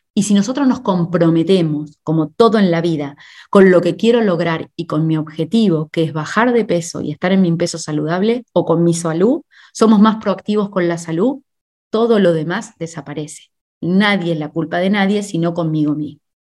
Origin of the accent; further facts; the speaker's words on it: Argentina; moved away; also born or lived in Spain; en mi país, en Argentina